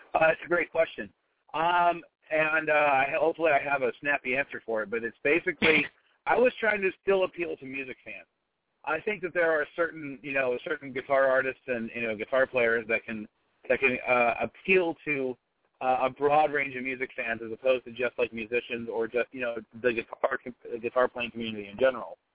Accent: Pittsburgh, Pennsylvania, United States; we're all from there

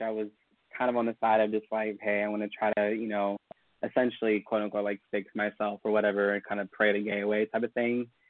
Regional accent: Elk Grove, California, United States; I am originally from a suburb of Sacramento called Elk Grove

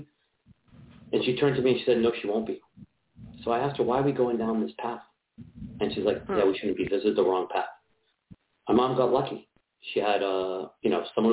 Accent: Boston, Massachusetts, United States; So I'm from Boston, Massachusetts. Grew up here. I've been trying to hide my accent most of my life

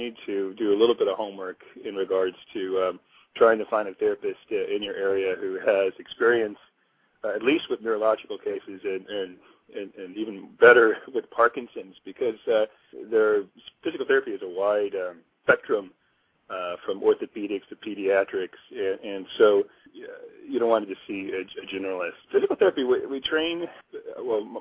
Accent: Missouri, United States; also born or lived in Chicago; now in Hawaii, United States; I grew up in Missouri

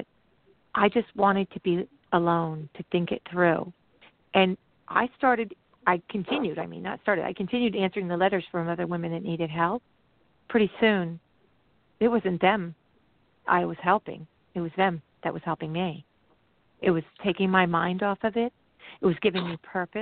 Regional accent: New Jersey, United States; I'm from New Jersey.

